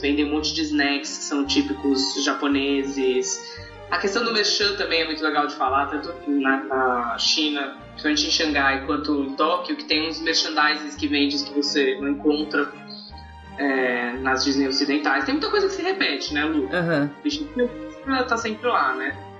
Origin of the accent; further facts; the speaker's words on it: Brazil; a gente sendo brasileiro